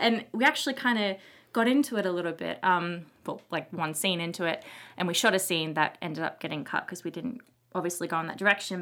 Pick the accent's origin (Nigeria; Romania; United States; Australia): Australia; moved away; I'm from Australia